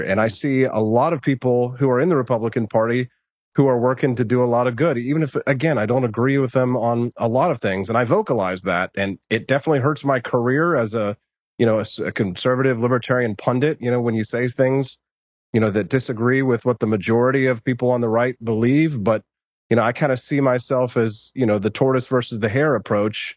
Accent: United States; we as Americans, we identify as, "I'm, I'm an American,"

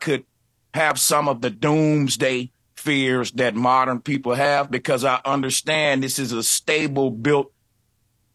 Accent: the Bible Belt, United States; I'm from the Bible Belt

